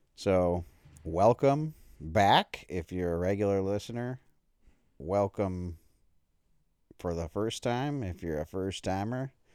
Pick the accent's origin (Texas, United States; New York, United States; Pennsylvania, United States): New York, United States; Buffalo; moved away; I haven't lived in Buffalo for, like, twenty-five years, but when I say I'm from Buffalo